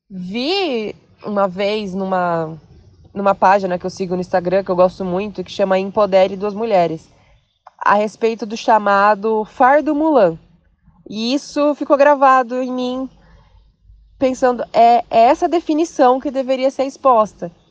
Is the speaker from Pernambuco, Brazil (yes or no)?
no; Bauru, São Paulo, Brazil; Vim da cidade de Bauru, interior, para residir e trabalhar na Grande São Paulo.